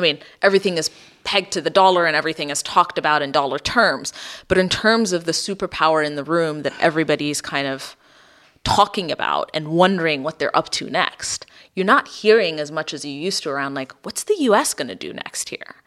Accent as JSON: {"language": "English", "country": "Ethiopia", "tie": "born or raised there", "said": "I grew up in Ethiopia in the eighties"}